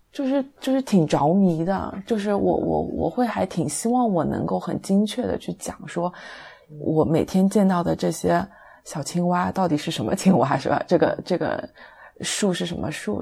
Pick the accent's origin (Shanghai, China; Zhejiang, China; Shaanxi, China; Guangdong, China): Zhejiang, China; Taizhou; 我就是台州的其他一些区